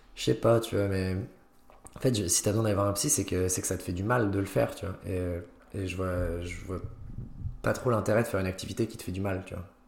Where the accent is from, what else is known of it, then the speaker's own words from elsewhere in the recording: Haute-Savoie, Auvergne-Rhône-Alpes, France; moved away as an adult; also born or lived in Lyon; now in Nancy, France; j'ai grandi en Haute-Savoie